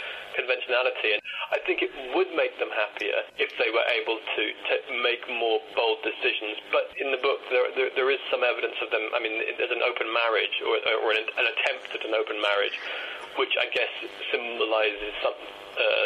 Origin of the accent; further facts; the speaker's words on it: Swansea, Wales, United Kingdom; now in London, United Kingdom; I grew up in Swansea in South Wales